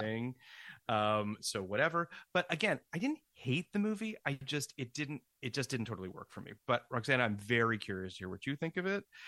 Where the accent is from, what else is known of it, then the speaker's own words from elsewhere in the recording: Canada; I'm from Canada and it's just every Canadian show that I grew up